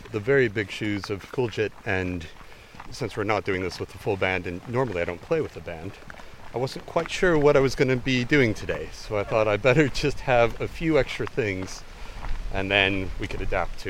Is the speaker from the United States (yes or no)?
yes; Colorado, United States; also born or lived in London; now in United Kingdom; I grew up in Colorado in the States, spent most of my childhood hurting myself in the Rocky Mountains